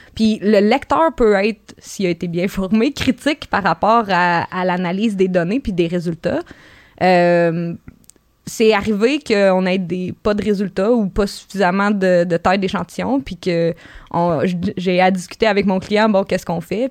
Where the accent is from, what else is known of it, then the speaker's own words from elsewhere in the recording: Gaspésie, Quebec, Canada; je viens de la Gaspésie, mais je viens pas d'une ferme